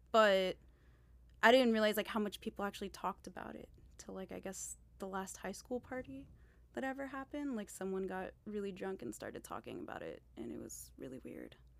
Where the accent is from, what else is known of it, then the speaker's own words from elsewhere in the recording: Miami, Florida, United States; I'm from Miami